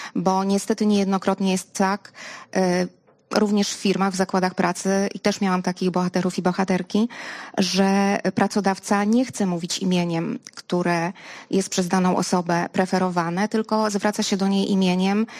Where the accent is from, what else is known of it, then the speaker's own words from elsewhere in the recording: Lublin, Lublin Voivodeship, Poland; ja jestem z Lublina.